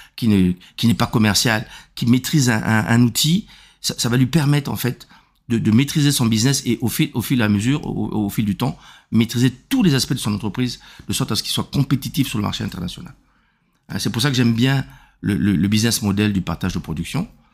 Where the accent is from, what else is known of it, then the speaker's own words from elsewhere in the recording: Republic of the Congo; moved away as an adult; also born or lived in Germany / Lyon, France; je suis né au Congo euh, le 1er juillet 1959. Et euh, voilà, j'ai fait toutes mes études ici